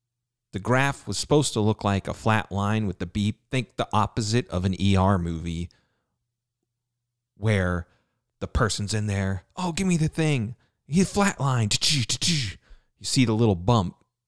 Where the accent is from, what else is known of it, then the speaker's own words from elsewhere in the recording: New Jersey, United States; I'm from New Jersey. And I stared at him.